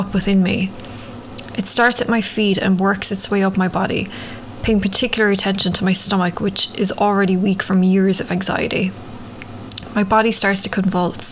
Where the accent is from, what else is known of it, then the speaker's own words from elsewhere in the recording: Ireland; now in New York, United States; growing up in Ireland